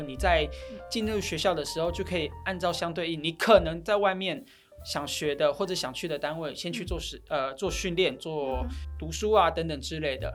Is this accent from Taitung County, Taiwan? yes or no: yes; Taitung County, Taiwan; moved away; 我是台东人